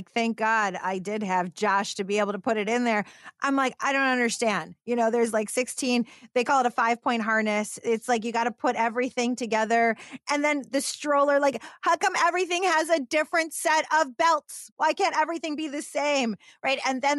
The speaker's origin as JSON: {"language": "English", "town": "Detroit", "region": "Michigan", "country": "United States", "said": "When I started my career, I was actually in automotive because I'm from Detroit."}